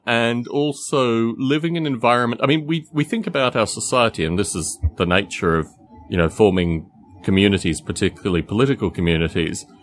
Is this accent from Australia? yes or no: yes; Australia; moved away; I'm from Australia originally. I go back periodically.